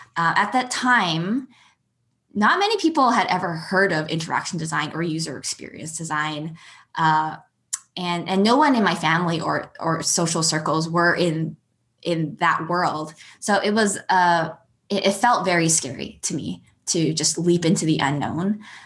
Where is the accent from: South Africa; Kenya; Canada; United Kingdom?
Canada; Calgary, Alberta; also born or lived in Edmonton, Alberta; I grew up in Alberta. I was born in Edmonton and grew up in Calgary.